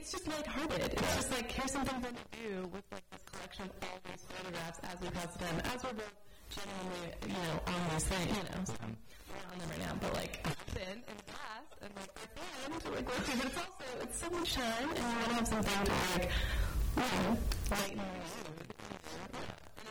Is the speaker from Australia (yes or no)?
yes; Australia; I'm Australian